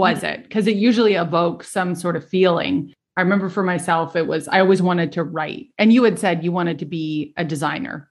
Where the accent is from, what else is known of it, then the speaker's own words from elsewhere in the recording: Canada; we're both Canadian.